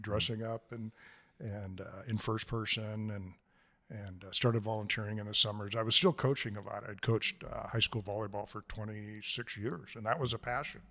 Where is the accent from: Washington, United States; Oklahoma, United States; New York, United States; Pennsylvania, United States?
Washington, United States; Stevenson; moved away as an adult; now in Astoria, United States; I grew up in the Columbia Gorge, the thriving metropolis of Stevenson, Washington